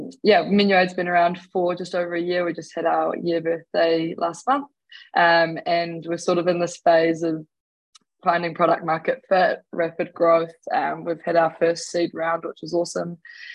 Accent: Walkworth, Auckland, New Zealand; now in Christchurch, New Zealand; ko Mahurangi Te Awa, ko Walkworth Aho. And now currently residing in Ototahi Christchurch.

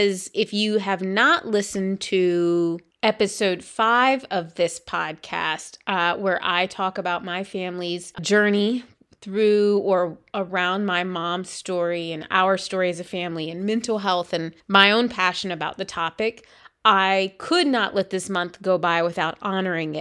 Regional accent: South Carolina, United States; moved away; growing up in South Carolina

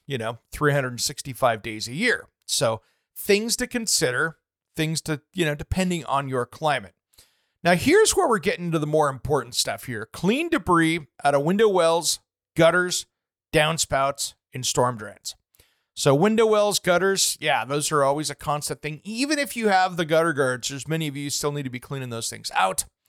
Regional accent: Eastern Washington, United States; moved away; growing up in Eastern Washington where I did

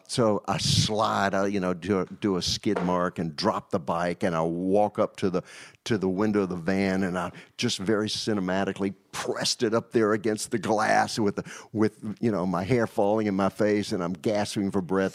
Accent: Danville, Virginia, United States; also born or lived in New York; now in Nashville, United States; Danville, Virginia

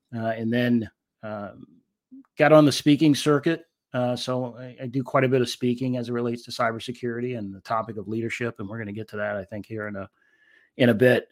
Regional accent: Washington, District of Columbia, United States; I was a little guy growing up in Washington D.C.

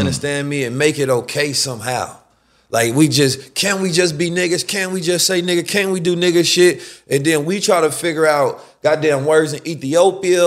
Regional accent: Oakland, California, United States; also born or lived in St. Louis, Missouri; I'm from Oakland and grew up in Saint Louis as well

